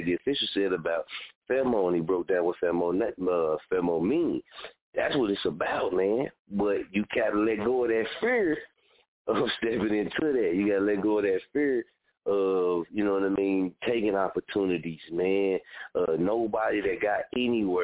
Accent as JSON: {"language": "English", "region": "Oklahoma", "country": "United States", "also_born_or_lived": "Wichita", "moved": "yes", "said": "I ain't from Wichita, I'm from Oklahoma"}